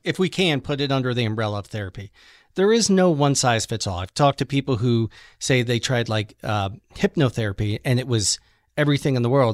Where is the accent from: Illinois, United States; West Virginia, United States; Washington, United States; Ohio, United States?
Ohio, United States; Cuyahoga Falls; I grew up in Cuyahoga Falls, which is right next door to Akron